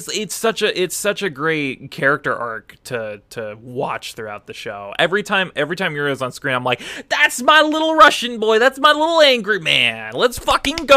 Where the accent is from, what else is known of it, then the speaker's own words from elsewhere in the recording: Canada; I'm Canadian